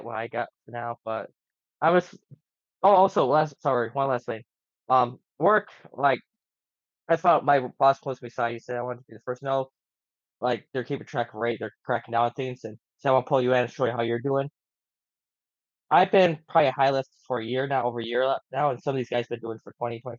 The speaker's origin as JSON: {"language": "English", "country": "United States", "said": "we're from Lewis County"}